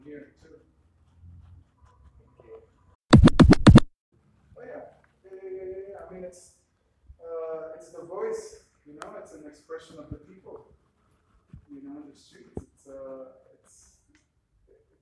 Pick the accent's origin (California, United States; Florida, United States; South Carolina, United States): Florida, United States; Miami; born and raised in Miami from Colombian and Puerto Rican parents.